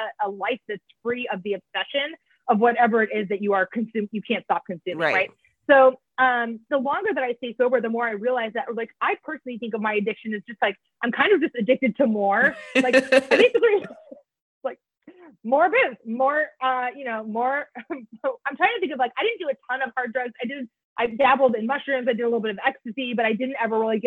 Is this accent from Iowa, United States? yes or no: yes; Iowa, United States; We grew up in Iowa